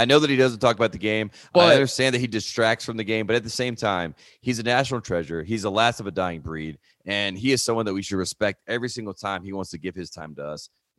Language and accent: English; North Carolina, United States; born or raised there; moved away